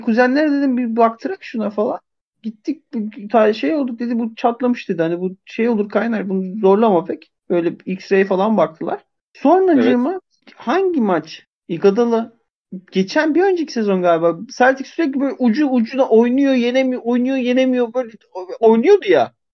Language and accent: Turkish; Zonguldak, Turkey; moved away